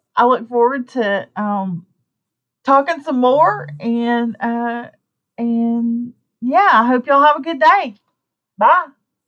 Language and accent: English; Deep South, United States; accent: southern; I live in the deep south. I don't really fit in, even though I've lived here my whole life. I bet you can't tell from my accent